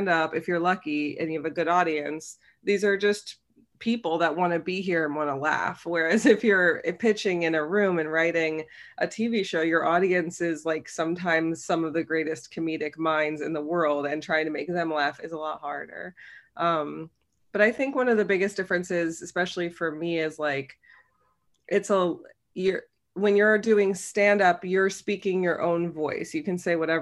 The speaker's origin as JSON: {"language": "English", "town": "Cincinnati", "region": "Ohio", "country": "United States", "tie": "born or raised there", "also_born_or_lived": "New York", "moved": "as an adult", "said": "I'm from Cincinnati originally. I grew up there"}